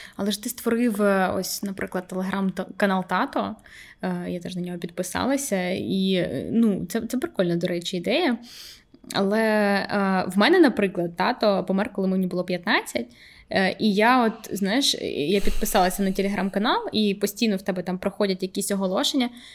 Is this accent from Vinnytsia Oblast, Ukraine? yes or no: yes; Vinnytsia, Vinnytsia Oblast, Ukraine; moved away; приїжджаємо там, до Вінниці, до мого рідного міста